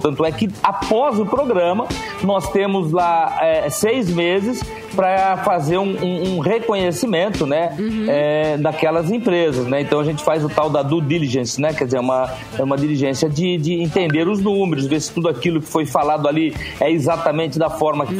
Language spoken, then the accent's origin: Portuguese; Rio Grande do Norte, Brazil; Eu sou do Rio Grande do Norte, o segundo estado que mais produz castanha de caju no Brasil